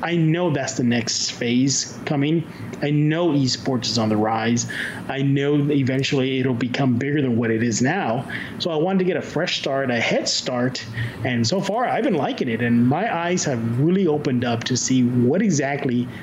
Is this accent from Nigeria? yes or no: no; San Antonio, Texas, United States; moved away as an adult; now in New York City, United States; I'm born and raised in San Antonio.